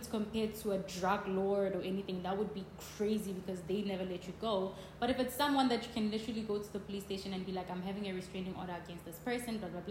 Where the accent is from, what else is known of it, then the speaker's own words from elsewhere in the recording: South Africa; moved away; in South Africa we have chicken from Nando's